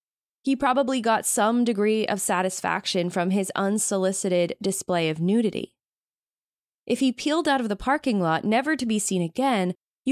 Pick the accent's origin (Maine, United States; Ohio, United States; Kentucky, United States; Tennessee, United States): Maine, United States; the quintessential Maine scene, that the beauty of my home state